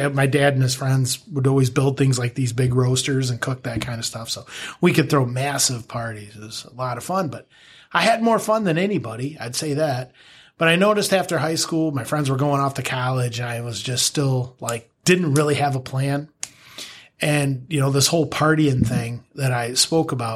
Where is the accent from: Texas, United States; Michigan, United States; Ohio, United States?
Michigan, United States; Greenville; I grew up in Greenville, Michigan. Grew up on a small farm up there